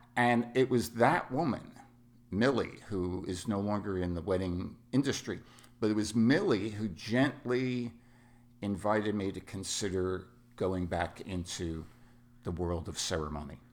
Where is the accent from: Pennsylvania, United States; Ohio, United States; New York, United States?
New York, United States; New York City; moved away; also born or lived in Southern California; I was born and raised in New York City, and I am what is known as Bronx Irish Catholic.